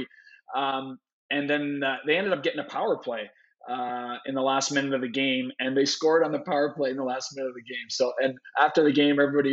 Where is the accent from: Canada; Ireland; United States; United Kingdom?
Canada; Vankleek Hill, Ontario; I grew up in a small town in Ontario called Van Cleek Hill, Ontario, population 1600.